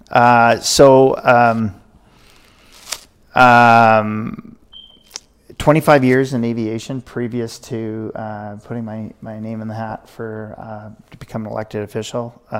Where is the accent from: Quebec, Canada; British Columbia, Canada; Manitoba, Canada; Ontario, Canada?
British Columbia, Canada; Williams Lake; also born or lived in Ashcroft / Merritt / Princeton; I, I really call Williams Lake my hometown because right. I spent the most time there.